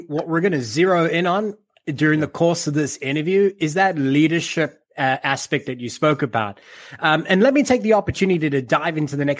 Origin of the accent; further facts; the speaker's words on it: South Africa; as a South African myself